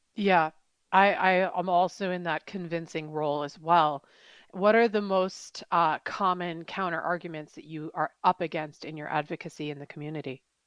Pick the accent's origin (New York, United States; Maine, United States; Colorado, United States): New York, United States; Woodstock; moved away; I'm from Woodstock, New York, upstate New York, and we do, we don't lock our doors there